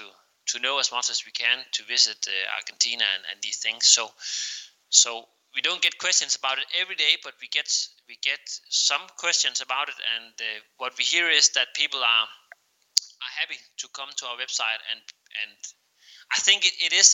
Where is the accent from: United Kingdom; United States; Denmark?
Denmark; English is a second language; we are Danish